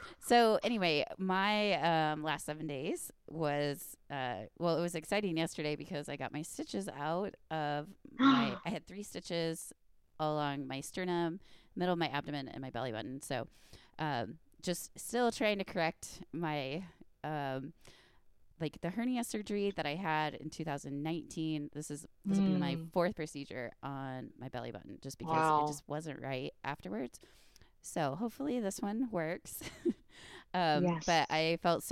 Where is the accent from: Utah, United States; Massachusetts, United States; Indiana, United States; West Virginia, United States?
Indiana, United States; Indiana people should talk because we say like pop and socks